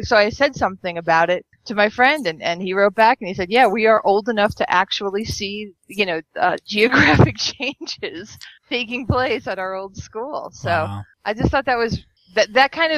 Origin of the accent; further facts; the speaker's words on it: Long Island, New York, United States; moved away; I lived on Long Island growing up, so it was fairly east